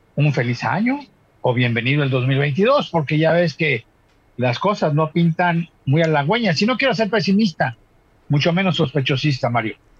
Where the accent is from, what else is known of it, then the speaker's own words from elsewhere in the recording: Mexico; Somos mexicanos